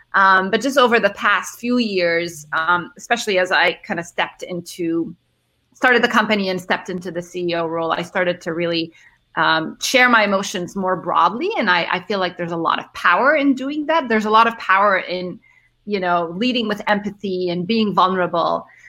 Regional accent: Cairo, Cairo Governorate, Egypt; also born or lived in Middle East; so I'm originally from Egypt. I grew up uh, in Cairo and the Middle East

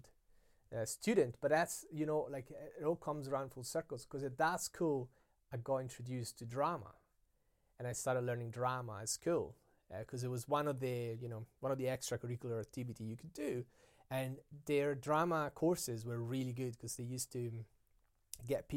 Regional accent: Italy; English is a second language; moved away; I was just growing up in Italy

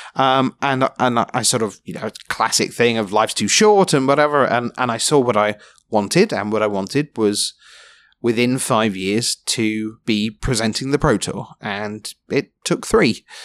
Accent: London, United Kingdom; I was, gr-, grew up in London

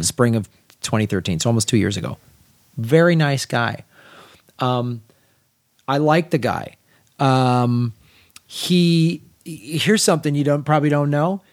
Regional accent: Chicago, Illinois, United States; I'm from Chicago

